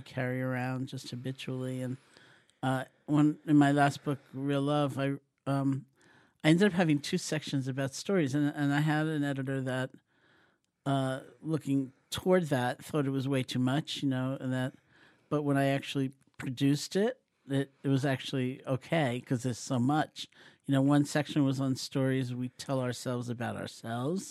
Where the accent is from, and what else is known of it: New York City, New York, United States; born or raised there